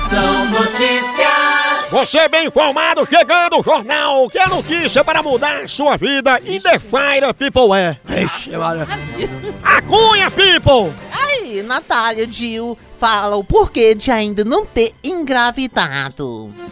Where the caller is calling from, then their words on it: Rio de Janeiro, Brazil; Sou daqui do Rio de Janeiro